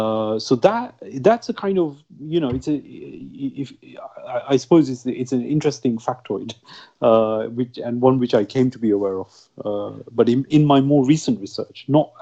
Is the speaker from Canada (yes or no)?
no; United Kingdom; Growing up in Britain, and even during my university days and so on, I never really encountered any kind of stigma.